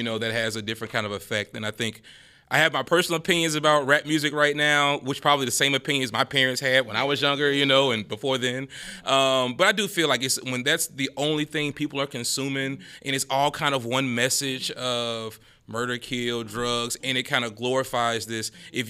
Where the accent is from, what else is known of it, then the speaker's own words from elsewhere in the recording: Baton Rouge, Louisiana, United States; I'm from North Baton Rouge, South.